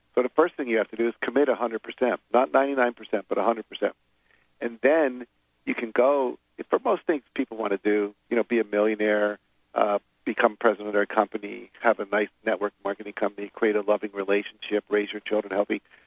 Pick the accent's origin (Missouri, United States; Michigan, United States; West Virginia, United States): West Virginia, United States; I grew up in West Virginia